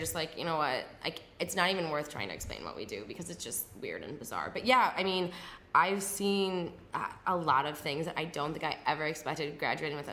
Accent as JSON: {"language": "English", "region": "Midwest", "country": "United States", "tie": "born or raised there", "said": "I grew up in the Midwest."}